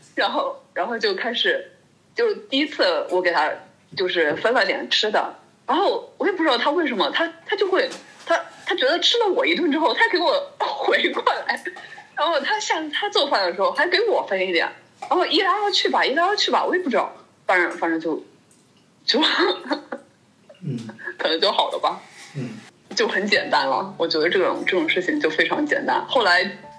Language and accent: Chinese; China; moved away as an adult; also born or lived in Norway; now in Germany; 作为一个中国人